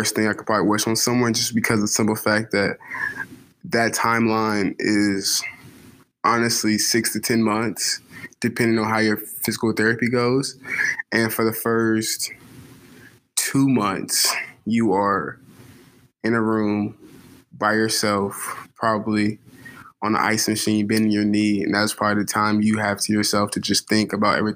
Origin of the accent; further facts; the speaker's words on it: Atlanta, Georgia, United States; moved away as an adult; I'm originally from Atlanta, Georgia. I went to a high school called Peach Ridge, stationed in Gwinnett County